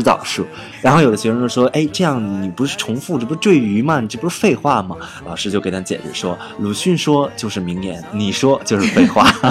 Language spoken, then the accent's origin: Chinese; China; 我们中国人